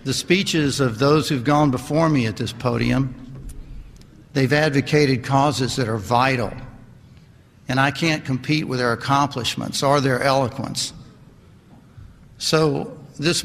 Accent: Lynchburg, Virginia, United States; moved away; also born or lived in Tennessee; I grew up right down the road from here in Lynchburg, Virginia

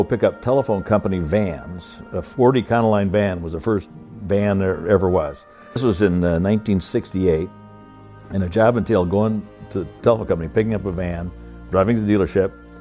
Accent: Iowa, United States; I was born in Iowa on a farm, the oldest of five kids. My dad worked at John Deere Waterloo Tractor Works

